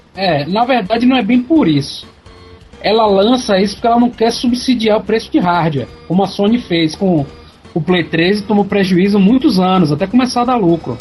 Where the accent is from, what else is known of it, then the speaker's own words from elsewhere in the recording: Brazil; o nosso sotaque daqui